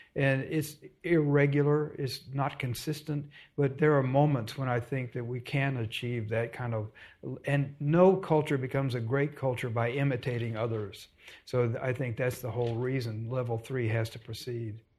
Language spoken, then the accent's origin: English; Dallas, Texas, United States; also born or lived in Austin; I grew up in Dallas